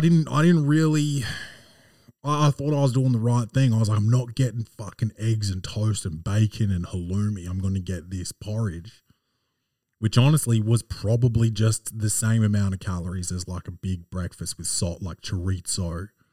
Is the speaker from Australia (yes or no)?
yes; Australia; born or raised there